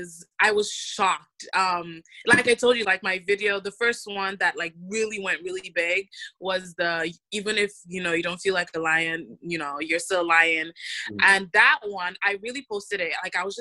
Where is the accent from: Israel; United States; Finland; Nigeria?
Nigeria; But as a Nigerian girl, it's like my friends and I have a running joke of just like making fun of men.